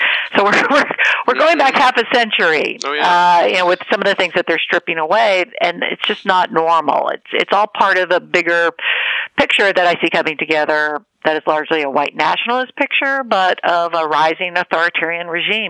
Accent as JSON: {"language": "English", "country": "United States", "said": "because I'm Jewish American and was raised with knowledge about the Holocaust."}